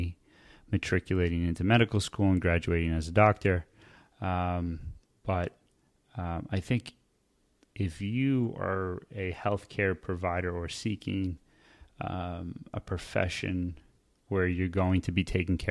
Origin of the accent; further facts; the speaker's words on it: Bergen County, New Jersey, United States; I grew up in Bergen County, which is right outside of Manhattan